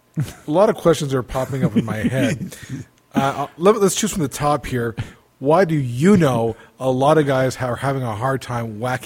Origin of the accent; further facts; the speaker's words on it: United States; because I'm American.